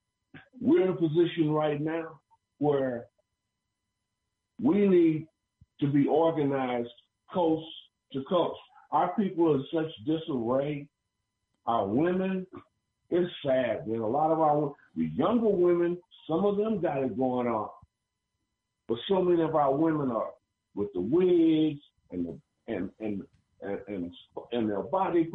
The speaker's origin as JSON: {"language": "English", "town": "Tulsa", "region": "Oklahoma", "country": "United States", "tie": "born or raised there", "said": "I'm originally from the Black Wall Street"}